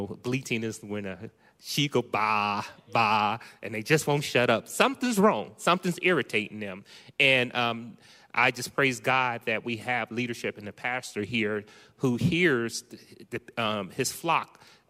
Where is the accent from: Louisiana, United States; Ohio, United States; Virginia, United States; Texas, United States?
Ohio, United States; now in Manteca, United States; That's correct. I'm from Ohio.